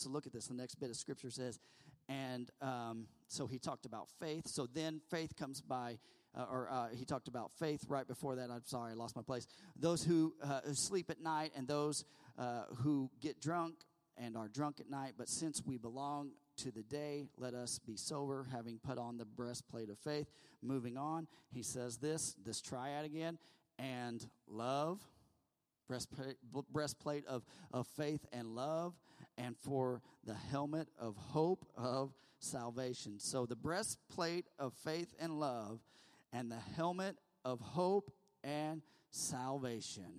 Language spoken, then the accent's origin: English; United States; we're American